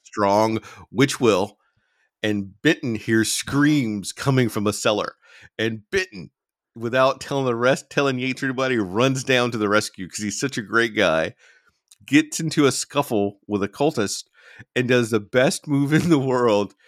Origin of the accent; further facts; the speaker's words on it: United States; I'm an American